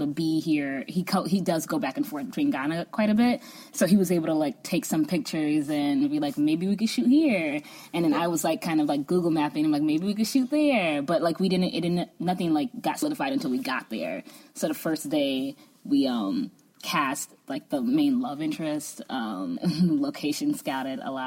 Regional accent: United States; also born or lived in Chicago; me, as like an American

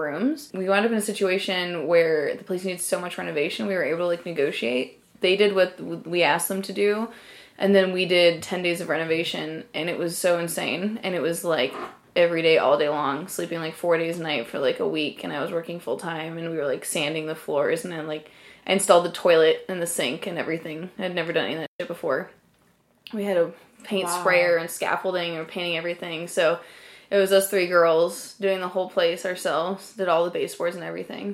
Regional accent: desert area outside LA, California, United States; There was a huge punk rock scene in where I grew up

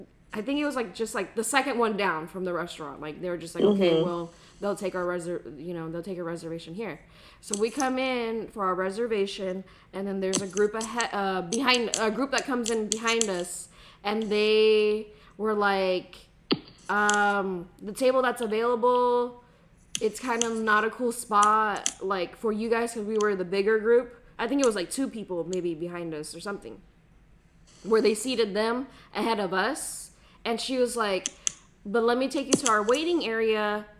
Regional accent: United States; we're American

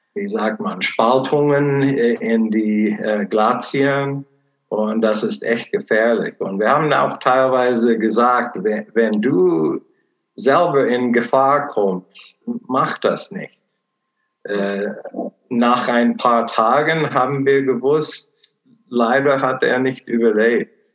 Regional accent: Portland, Oregon, United States; German is a second language; moved away as an adult; now in Cologne, Germany; meine Heimat ist Portland, Oregon, USA.

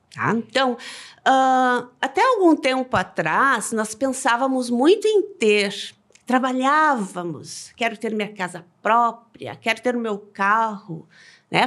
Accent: Rio Grande do Sul, Brazil; nós como gaúchas

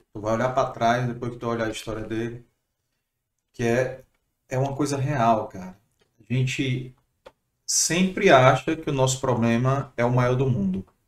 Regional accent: Fortaleza, Ceará, Brazil; Sou de Fortaleza

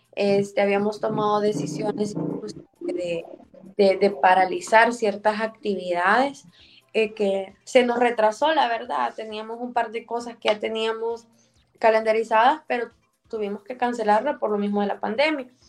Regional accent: El Salvador; born or raised there

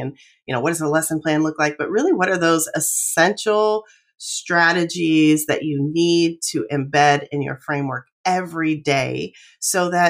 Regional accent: Athens County, Southeast Ohio, United States; moved away as an adult; I am originally from Southeast Ohio, Athens County

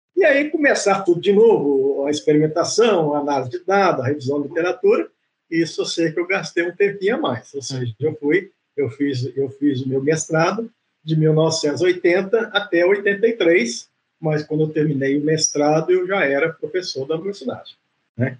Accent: Grisena, Minas Gerais, Brazil; moved away; also born or lived in Viçosa, Minas Gerais; eu sou de Grisena, uma cidade do interior é, de Minas Gerais

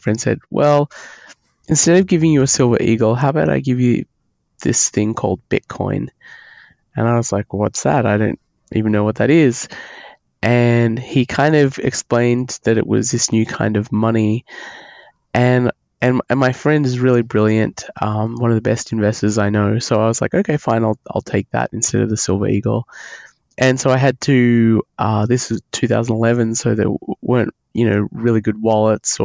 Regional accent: Australia; accent: Australian; moved away as an adult; now in United States; I'm Australian. You can probably hear that in my accent. I came to the United States in 2000, so almost 20 years ago

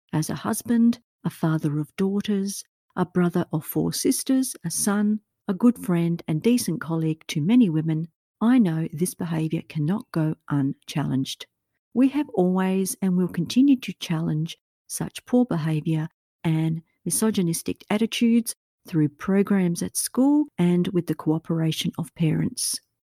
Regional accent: Australia; my own home country of Australia

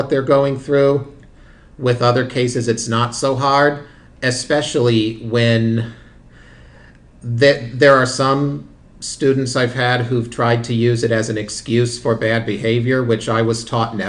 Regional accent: Arlington, Ohio, United States; born or raised there; also born or lived in Findlay, Ohio / Indiana

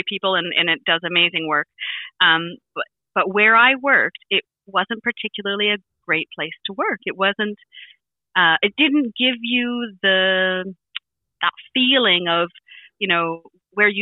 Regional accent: Vancouver Island, British Columbia, Canada; moved away as an adult; now in England, United Kingdom; on Vancouver Island where I'm from

